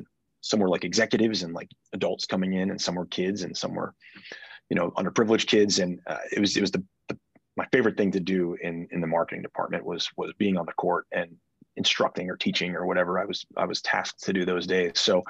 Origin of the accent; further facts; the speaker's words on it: Davidson, North Carolina, United States; also born or lived in New York; I grew up in Davidson, North Carolina. I moved here from New York when I was about 7 years old.